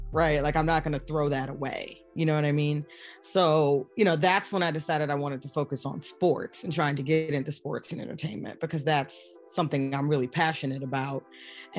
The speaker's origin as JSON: {"language": "English", "town": "Philadelphia", "region": "Pennsylvania", "country": "United States", "tie": "born or raised there", "said": "we're both from Philly and we went to school together"}